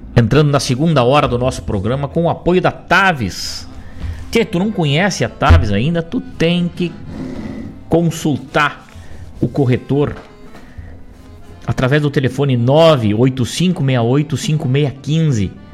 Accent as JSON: {"language": "Portuguese", "town": "Rosário do Sul", "region": "Rio Grande do Sul", "country": "Brazil", "tie": "born or raised there", "moved": "yes", "said": "Rosário do Sul, fronteira oeste do nosso estado, minha terra natal"}